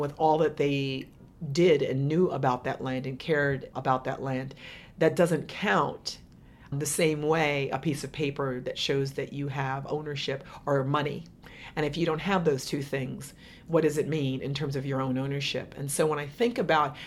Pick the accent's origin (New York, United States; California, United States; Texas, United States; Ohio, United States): New York, United States; New York City; I grew up in New York. I was born in New York City